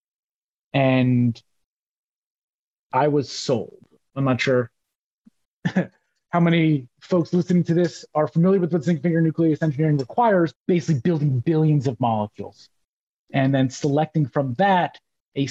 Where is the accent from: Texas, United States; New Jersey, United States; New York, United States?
New Jersey, United States; moved away; also born or lived in Maine; I grew up in Jersey